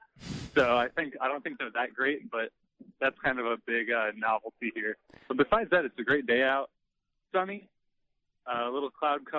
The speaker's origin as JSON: {"language": "English", "region": "Iowa", "country": "United States", "said": "I'm from Iowa"}